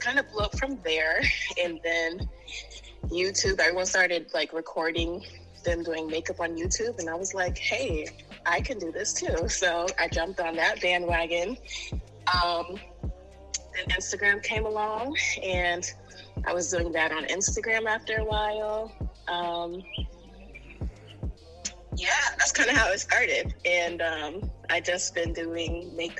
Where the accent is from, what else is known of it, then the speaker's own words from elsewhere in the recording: New York City, New York, United States; born and raised in Harlem, New York